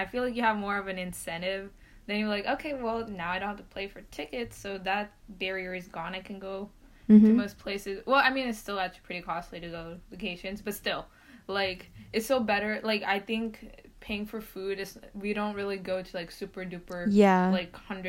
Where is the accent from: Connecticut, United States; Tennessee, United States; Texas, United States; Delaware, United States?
Texas, United States; Dallas; I was born in Dallas.